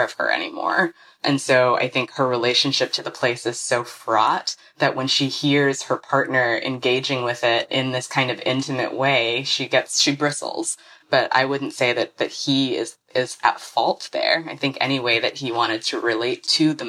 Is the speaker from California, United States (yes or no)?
no; Alabama, United States; also born or lived in Ghana; I was born in Ghana, but I grew up mostly in Alabama.